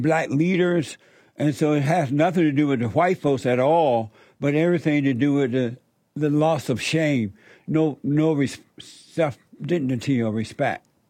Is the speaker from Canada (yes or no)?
no; Alabama, United States; I grew up in Alabama under Jim Crow on a plantation